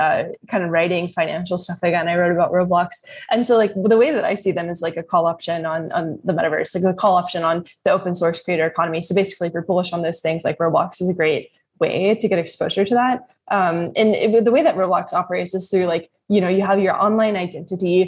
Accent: Kentucky, United States; I'm from Kentucky

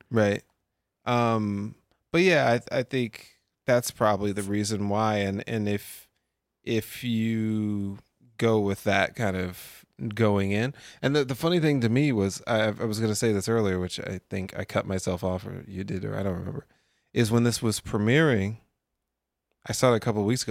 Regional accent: United States; I'm an American

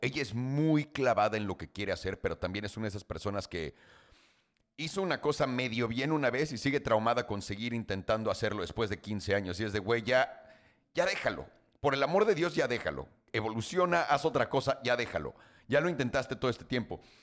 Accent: Mexico City, Mexico; moved away; yo nací, crecí en la Ciudad de México, para que todo el mundo sepa, hasta los 18 años

